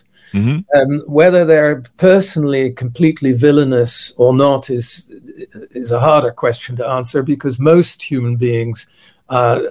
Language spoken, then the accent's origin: English; Netherlands; I was born in December 1951 in the Netherlands